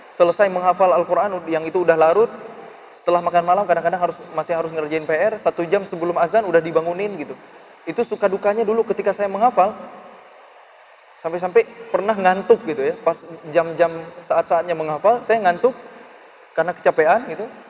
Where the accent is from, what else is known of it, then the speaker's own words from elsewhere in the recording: Aceh, Indonesia; born there; saya ditawarin untuk tinggal di sebuah rumah tafiz yang itu dirintis oleh pemerintah daerah di Aceh, di kota kelahiran saya.